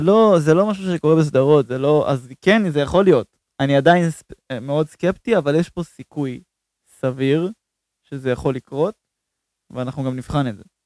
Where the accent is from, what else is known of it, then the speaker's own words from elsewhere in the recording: Israel; אנחנו בתור ישראלים